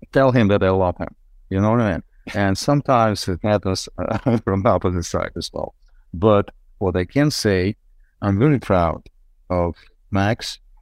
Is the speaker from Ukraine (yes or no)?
yes; Ukraine; English is a second language; moved away as an adult; now in United States; Ukraine, yes, my roots, it's my homeland